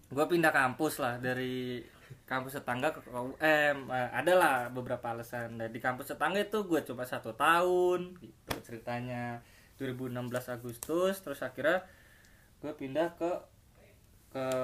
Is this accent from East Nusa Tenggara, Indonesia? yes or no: no; Bekasi, West Java, Indonesia; also born or lived in Madiun; gue lahir di Madiun cuma selang berapa bulan setelah gue lahir gue ke Bekasi gitu aja sih